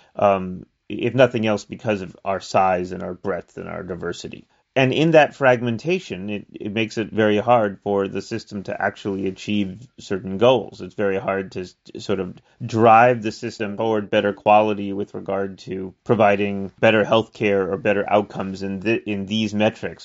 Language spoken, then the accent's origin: English; New York City, New York, United States; moved away as an adult; also born or lived in New Jersey; now in California, United States; I grew up in the Bronx, New York City.